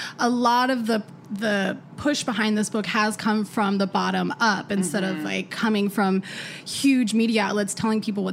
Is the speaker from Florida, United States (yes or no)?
no; Denver, Colorado, United States; I'm from Denver, Colorado